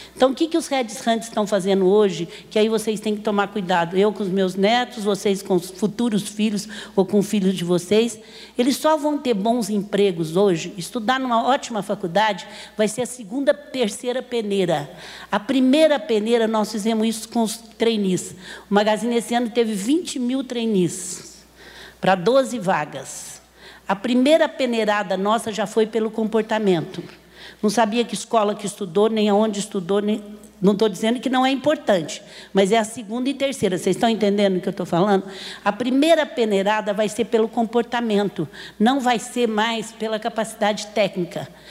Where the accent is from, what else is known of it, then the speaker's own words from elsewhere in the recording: Franca, São Paulo, Brazil; Eu sou apaixonada pela minha terra